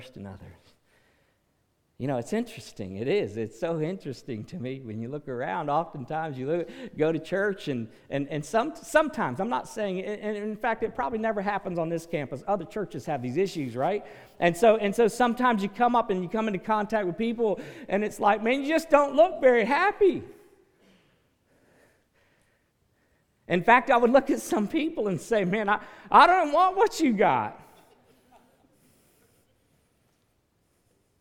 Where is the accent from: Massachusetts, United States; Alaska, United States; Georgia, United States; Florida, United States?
Florida, United States; West Palm Beach; I grew up in West Palm Beach